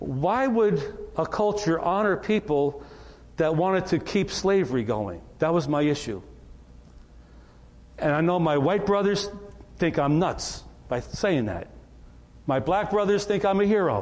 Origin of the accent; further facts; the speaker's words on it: New York, United States; moved away; also born or lived in North Carolina; I'm from New York